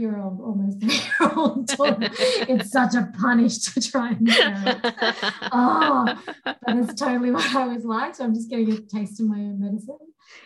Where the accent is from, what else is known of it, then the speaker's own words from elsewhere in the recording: Papua New Guinea; moved away; also born or lived in Sydney, Australia; the juxtaposition between growing up in New Guinea and then moving to Sydney.